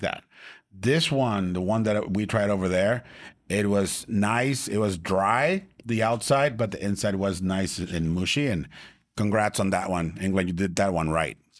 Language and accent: English; Tijuana, Baja California, Mexico; I'm from Tijuana